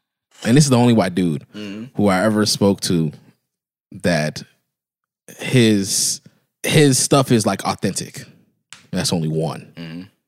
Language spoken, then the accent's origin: English; Broward County, Florida, United States; I'm from Bryan County. 95 for what it do, baby.